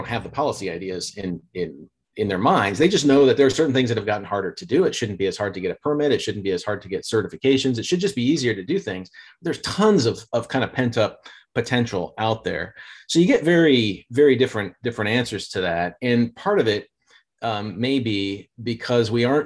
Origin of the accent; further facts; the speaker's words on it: Indiana, United States; moved away; where I grew up in Indiana